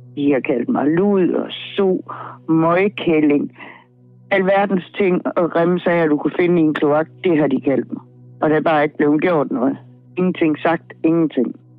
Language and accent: Danish; Herning, Central Denmark Region, Denmark; Jeg er født i Snejbjerg, Herning, og jeg er faktisk opvokset i Herning